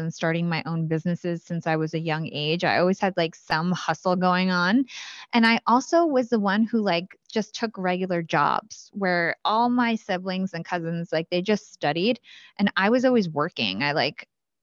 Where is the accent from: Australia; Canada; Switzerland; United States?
United States; Watchung, New Jersey; I grew up in Watchung, New Jersey. So that's central Jersey.